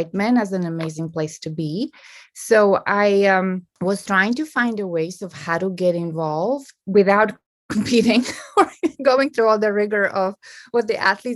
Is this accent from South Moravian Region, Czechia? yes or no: no; Prague, Czechia; growing up in Prague or in the Czech Republic